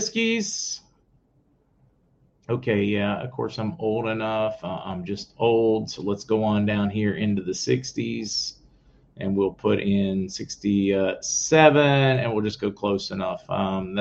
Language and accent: English; Indiana, Pennsylvania, United States; I'm from Indiana, Pennsylvania, home of Jimmy Stewart, home of IUP, where I was born in IUP County Hospital